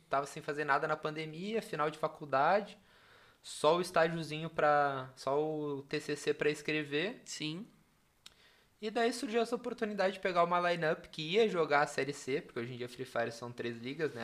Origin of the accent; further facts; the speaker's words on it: Capão da Canoa, Rio Grande do Sul, Brazil; also born or lived in Porto Alegre; eu sou do litoral, né? Eu cresci, vivi no litoral, Xangri-Lá, Capão da Canoa.